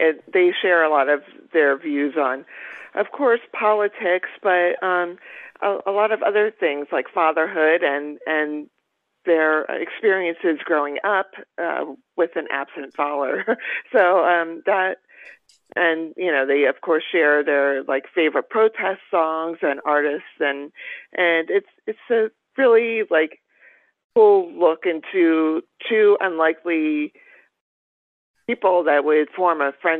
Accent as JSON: {"language": "English", "region": "Pennsylvania", "country": "United States", "tie": "born or raised there", "also_born_or_lived": "Los Angeles / West Virginia", "said": "first off, I was born in Los Angeles on the Sunset Strip, literally. I lived in West Virginia for about 3 or 4 years of my early life. Then we moved, my family and I moved to the Poconos in Pennsylvania"}